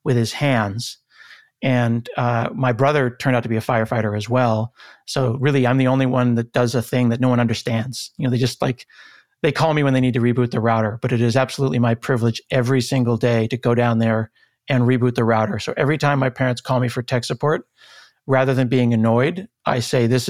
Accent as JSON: {"language": "English", "town": "Portland", "region": "Oregon", "country": "United States", "tie": "born or raised there", "said": "I grew up in Northeast Portland in a very middle-class, lower-middle-class, blue-collar community."}